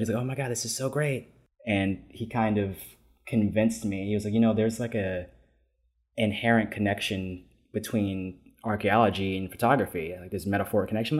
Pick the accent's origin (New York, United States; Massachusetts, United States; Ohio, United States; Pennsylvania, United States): New York, United States; New York City; I was born and raised in New York City, uh, specifically in Harlem.